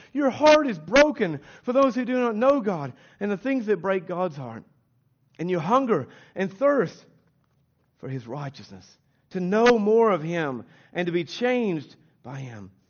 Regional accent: Kentucky, United States; accent: American; moved away as an adult; now in Australia; we're from Kentucky

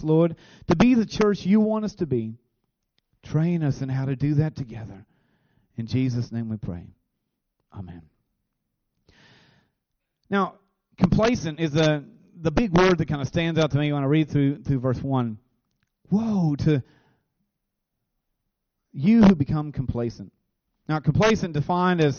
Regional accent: Williamsburg, Kentucky, United States; also born or lived in Idiot's Branch; we moved to this farm, which is where my dad was raised. And so all my life, really, we've been raised on this farm

